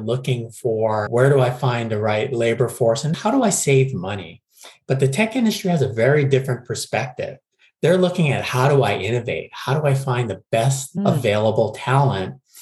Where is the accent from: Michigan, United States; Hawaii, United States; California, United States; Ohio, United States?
Hawaii, United States; Honolulu; moved away as an adult; now in San Francisco, United States; I was born and raised in Honolulu, Hawaii, and moved to San Francisco in 2000